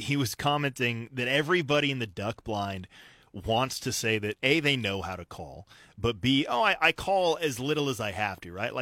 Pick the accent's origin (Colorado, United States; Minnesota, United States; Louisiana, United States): Colorado, United States; moved away; Growing up in Colorado, I went to school in Alamosa, Colorado, at Adams State